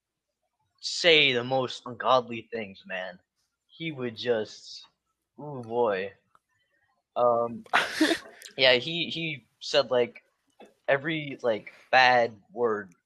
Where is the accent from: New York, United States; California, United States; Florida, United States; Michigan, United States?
New York, United States; I'm a New Yorker